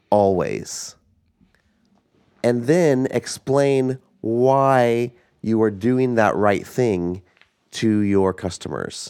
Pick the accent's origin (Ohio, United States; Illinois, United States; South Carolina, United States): Illinois, United States; Southern; we grew up in Southern Illinois